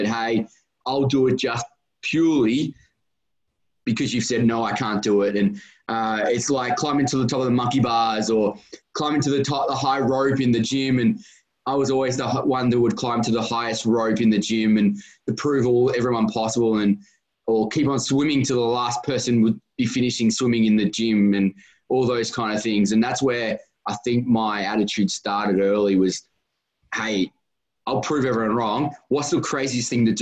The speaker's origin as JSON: {"language": "English", "country": "Australia", "tie": "born or raised there", "said": "I grew up and live in Australia"}